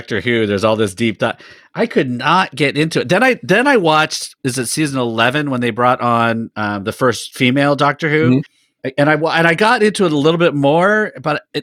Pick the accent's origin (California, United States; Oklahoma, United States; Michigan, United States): California, United States; Sacramento; I grew up in Sacramento, California, kind of the rougher part of Sacramento